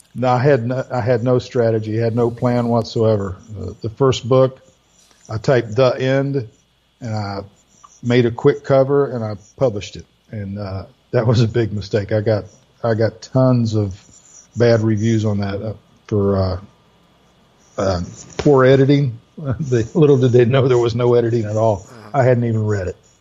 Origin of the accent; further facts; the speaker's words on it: Orlando, Melbourne area, Florida, United States; moved away; also born or lived in Greenville; most of my sales were in the Orlando, Melbourne area where I grew up and in Greenville where I was living